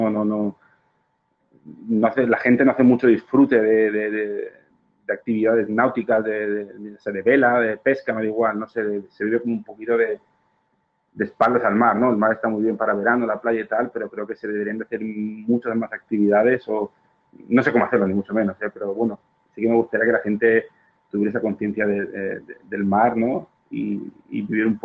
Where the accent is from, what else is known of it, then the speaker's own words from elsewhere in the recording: Spain; moved away; Claro, si existiera las mismas, la misma oportunidad en España o en, mi pueblo, por supuesto que no dudaría en, en cambiarlo.